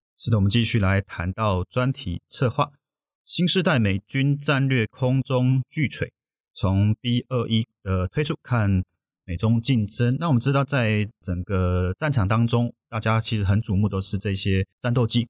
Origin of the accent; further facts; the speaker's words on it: Taiwan; 我们台湾这边